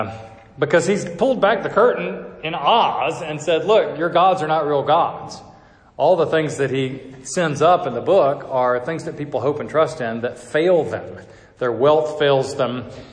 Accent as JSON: {"language": "English", "town": "Atlanta", "region": "Georgia", "country": "United States", "said": "I'm from Atlanta"}